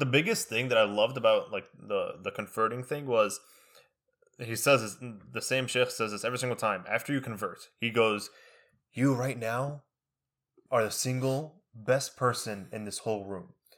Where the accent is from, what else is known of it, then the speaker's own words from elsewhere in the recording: United States; first language Arabic; English is a second language; we learning English in school in America. We go home and we speak Arabic